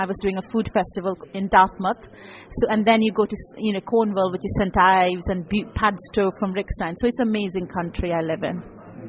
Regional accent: India; now in Bristol, United Kingdom; Bristol is like a hometown. I grew up in India. It's my homeland.

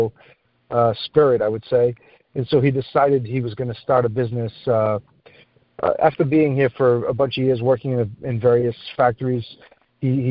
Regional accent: Fall River, Massachusetts, United States; also born or lived in Azores, Portugal; We immigrated from the Azores to the U.S. in 79. I was born in 77. So my parents came to the city of Fall River

